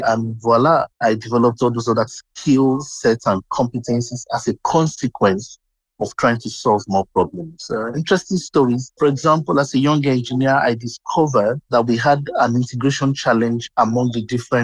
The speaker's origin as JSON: {"language": "English", "region": "southwestern Nigeria", "country": "Nigeria", "tie": "born or raised there", "said": "I was born in Nigeria, that's in West Africa. I had my younger years in the southwestern region of Nigeria."}